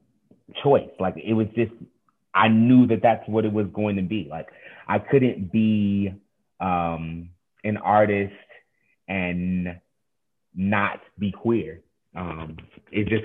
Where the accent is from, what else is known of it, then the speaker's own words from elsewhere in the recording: Oak Park, Illinois, United States; I am from Oak Park, Illinois. So, which is a west suburb of Chicago. But yeah, that's where I'm from